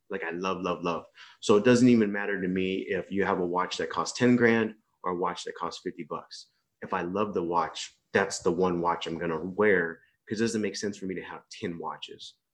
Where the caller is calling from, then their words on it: East Coast, Malaysia; So I'm on the uh, east coast of Malaysia, in uh, a little small big town.